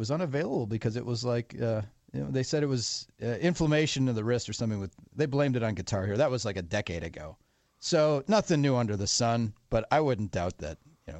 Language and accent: English; Wisconsin, United States; moved away; my home state, Wisconsin